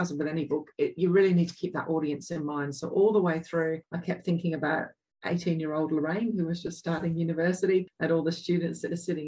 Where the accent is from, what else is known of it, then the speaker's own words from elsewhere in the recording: England, United Kingdom; accent: English; now in Australia; I grew up in England